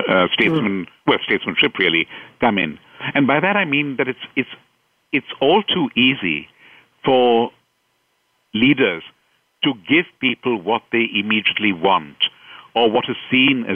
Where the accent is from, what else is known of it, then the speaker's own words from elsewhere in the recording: India; moved away as an adult; I've been very fortunate to live and work and grow up in India